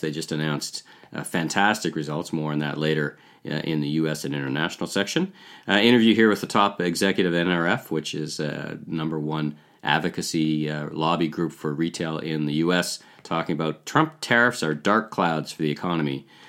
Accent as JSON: {"language": "English", "town": "Ottawa", "region": "Ontario", "country": "Canada", "tie": "born or raised there", "said": "I grew up in Ottawa"}